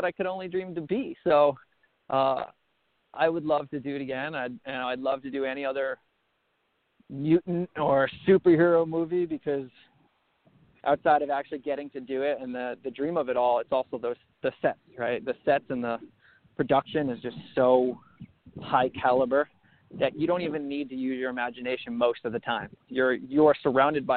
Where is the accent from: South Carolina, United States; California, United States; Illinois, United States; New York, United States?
New York, United States; Long Island; moved away; I was on Long Island. I was a kid that never left my hometown.